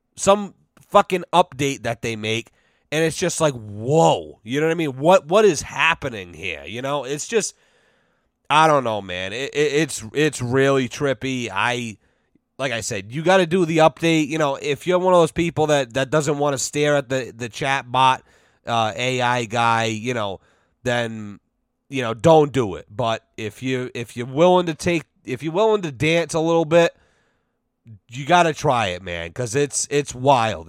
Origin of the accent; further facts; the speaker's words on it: United States; as an American